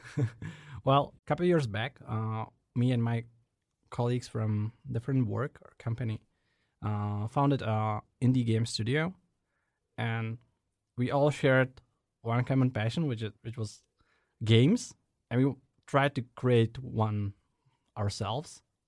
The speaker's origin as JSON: {"language": "English", "region": "Prague", "country": "Czechia", "tie": "born or raised there", "said": "I was born and raised in Prague, settling in different parts of it over the years"}